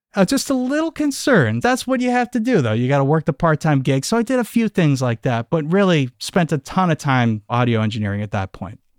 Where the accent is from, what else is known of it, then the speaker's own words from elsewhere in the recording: Amherst, Massachusetts, United States; I grew up just outside of Amherst, Massachusetts, so we're in the western part of the state